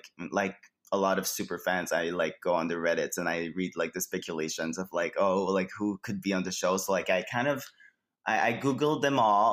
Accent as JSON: {"language": "English", "town": "Quebec City", "region": "Quebec", "country": "Canada", "moved": "as an adult", "lives_now": "Montreal, Canada", "said": "I started doing drag in Quebec City before I moved to Montreal, because I'm from Quebec City"}